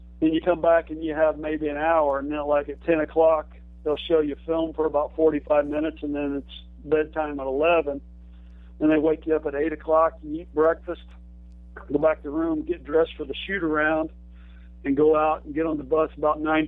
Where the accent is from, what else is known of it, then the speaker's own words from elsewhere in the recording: Michigantown, Indiana, United States; I'm from Michigantown, Indiana. My parents, you know, were hardworking, middle-class people. We didn't even take vacations, let alone fly